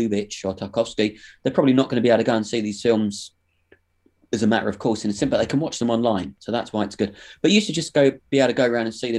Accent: London, United Kingdom; I grew up in London

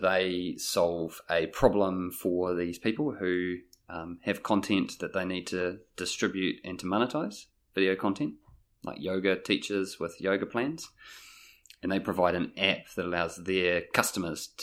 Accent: Auckland, New Zealand; I grew up in Auckland

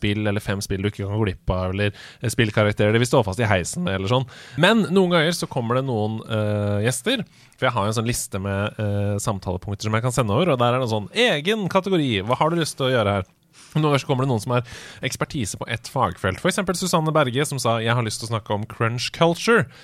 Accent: Sarpsborg, Østfold, Norway; men jeg er fra Østfold.

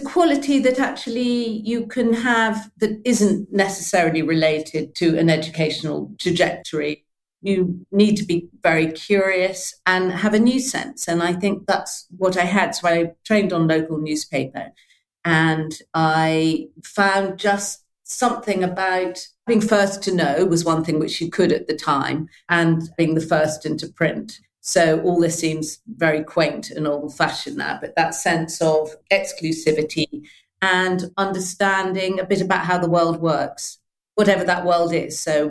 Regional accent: Malawi; also born or lived in Tunbridge Wells, United Kingdom; I grew up in Malawi and then in the traditional manner of a parent in the what was then the colonial civil service to Tunbridge Wells.

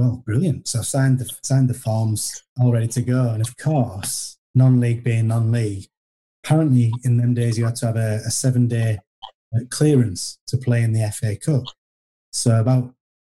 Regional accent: York, Yorkshire and the Humber, United Kingdom; York City, they're my hometown team

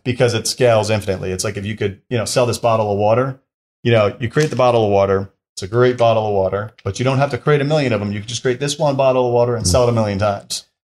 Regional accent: upstate New York, United States; moved away; also born or lived in Washington, D.C.; I'm originally from the New York area, New York City area, upstate New York, which would be about an hour and a half north of Manhattan

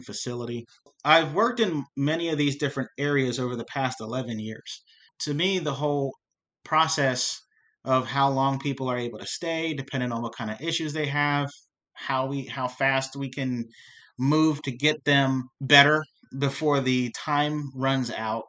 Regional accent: York, Pennsylvania, United States; I grew up here in York in the African-American community

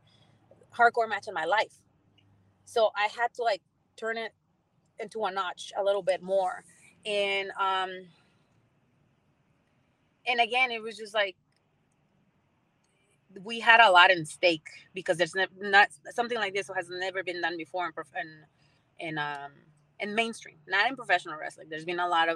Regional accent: San Antonio, Texas, United States; my hometown

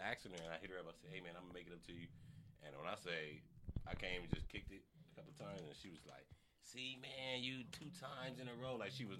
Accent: New Orleans, Louisiana, United States; moved away as an adult; now in Los Angeles, United States; I am from originally from New Orleans.

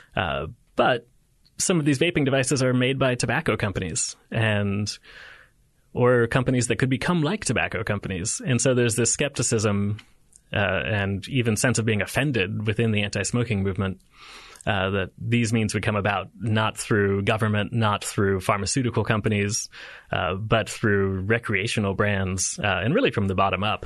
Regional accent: United States; as an American

